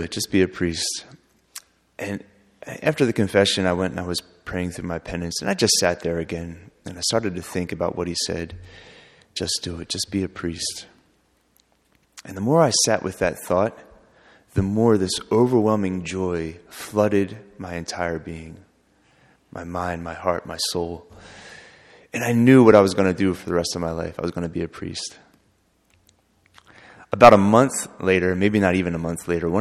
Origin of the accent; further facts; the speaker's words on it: outside of Philadelphia, Pennsylvania, United States; I was born outside of Philadelphia, Pennsylvania, raised there, a very loving family.